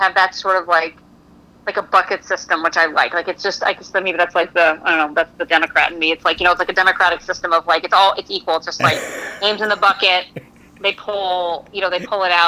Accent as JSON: {"language": "English", "region": "Connecticut", "country": "United States", "said": "I'm from Connecticut, not Kentucky"}